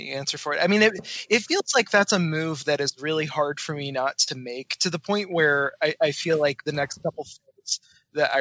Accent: Alma, Michigan, United States; moved away as an adult; also born or lived in North Carolina; I grew up in Alma, Michigan

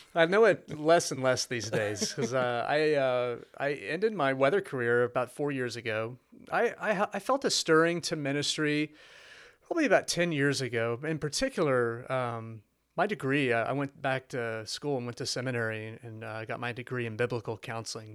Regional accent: Fort Worth, Texas, United States; moved away as an adult; also born or lived in Shreveport, Louisiana; I'm from Fort Worth, so this is home

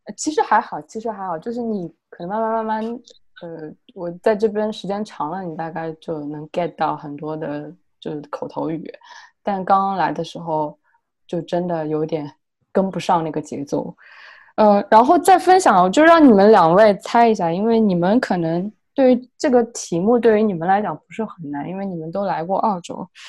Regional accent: China; moved away as an adult; now in Australia; 我们中国人

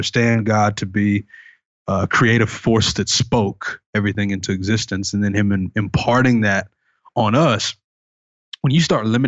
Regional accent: the South, United States; Cause I'm from the South. Right. And so that's, coming from me, it's like obviously someone from the Bible Belt is going to say something like that.

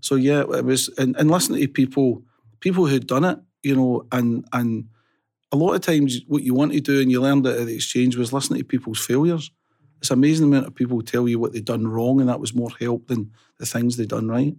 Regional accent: Rutherglen, Scotland, United Kingdom; I was born and bred in Rutherglen, um, born in 1962, uh, brought up in Fernhill

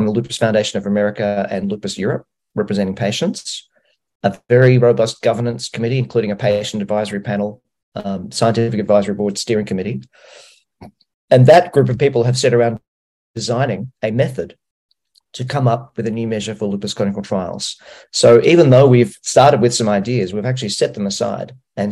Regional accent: Australia; I'm from Australia

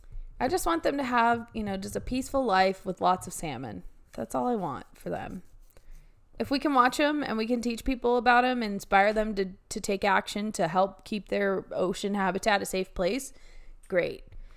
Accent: Oregon, United States; Yeah, that's how it is growing up in the Willamette Valley.

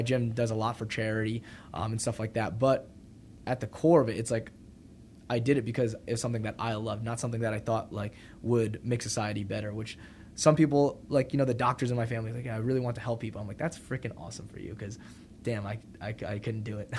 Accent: New Jersey, United States; also born or lived in New Brunswick, New Jersey / North Brunswick, New Jersey; now in Austin, United States; grew up in New Jersey

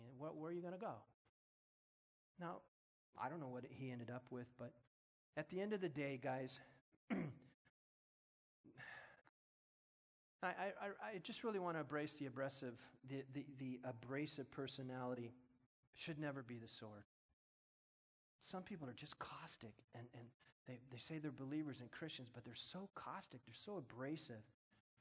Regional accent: United States; I'm an American. I'm born in America

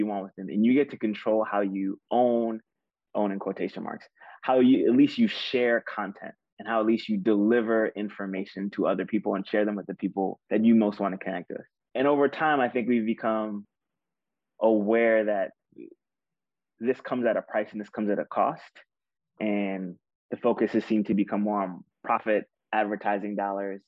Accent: New York City, New York, United States; growing up in Queens

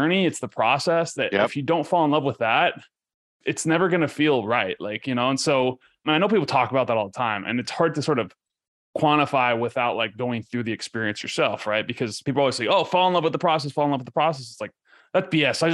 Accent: Ecuador; now in United States; I grew up in Ecuador, right? So and I grew up in a third world country.

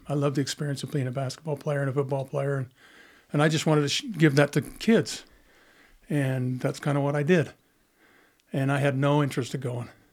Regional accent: Monticello, Utah, United States; I grew up in Monticello

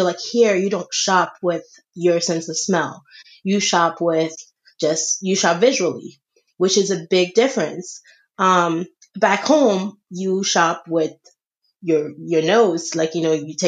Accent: Senegal; moved away; I grew up in Senegal. I was born here, but then I was raised in Senegal by my aunt.

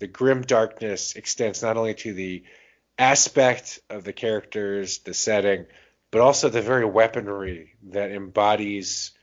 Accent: the South, United States; I grew up in the South

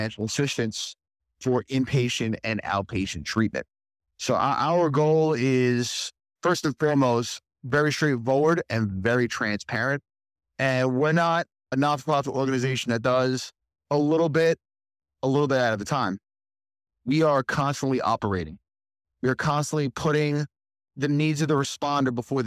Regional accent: New York City, New York, United States; also born or lived in Staten Island; Born and raised in Brooklyn, New York

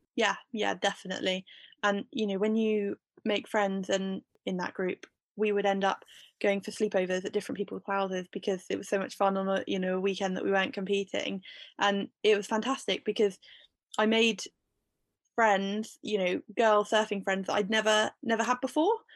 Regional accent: Bude, South West England, United Kingdom; I live in Bude and I've always lived in Bude, grew up here

